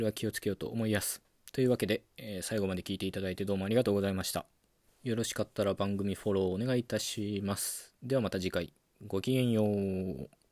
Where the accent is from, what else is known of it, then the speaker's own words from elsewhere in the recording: Okayama, Japan; moved away as an adult; now in Tokyo, Japan; 出身は岡山県なんですよで高校卒業と同時に、まあ、上京してきたっていう感じなんですよね